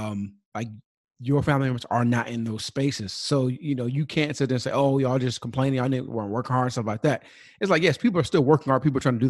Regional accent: California, United States; I grew up in Southern California, those that already know that.

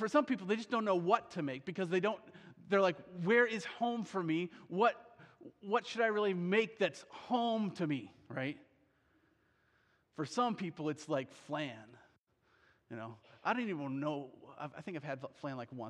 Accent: Iowa, United States; I grew up in Iowa

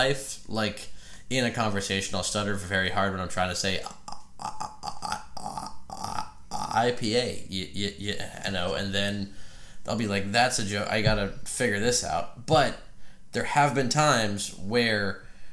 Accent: Frederick, Maryland, United States; moved away as an adult; now in Nashville, United States; my hometown of Frederick, Maryland

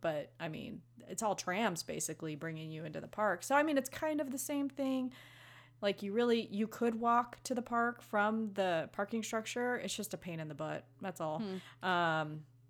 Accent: Los Angeles, California, United States; I grew up in Los Angeles, and you know that movie Friday with Ice Cube and Chris Tucker? That was like 100% truth on how my neighborhood was where I was growing up

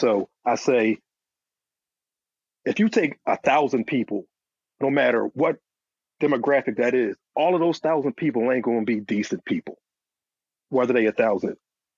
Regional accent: Philadelphia, Pennsylvania, United States; I'm from Philly

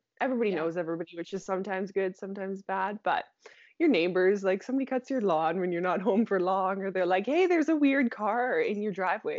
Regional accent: Saskatchewan, Canada; Yeah, born and raised in Saskatchewan, and I'm still right outside the city.

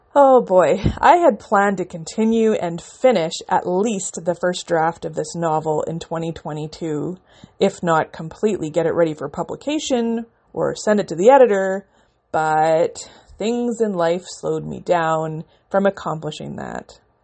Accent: Canada; I'm a Canadian independent author

